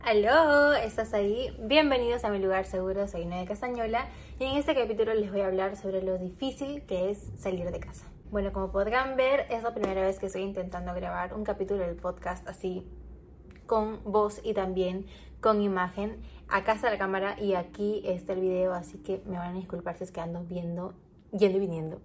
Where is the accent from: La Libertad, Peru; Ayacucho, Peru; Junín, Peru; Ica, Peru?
La Libertad, Peru; Trujillo; now in Lima, Peru; yo soy trujillana, entonces eh, nosotros ya vivimos en Lima